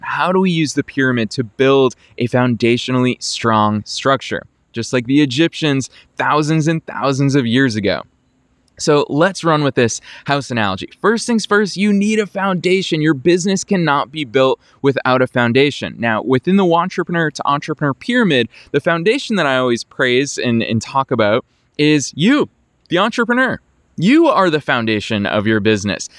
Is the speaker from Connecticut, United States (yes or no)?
no; just outside of Boston, Massachusetts, United States; now in Los Angeles, United States; from my hometown where I grew up, just outside of Boston, Massachusetts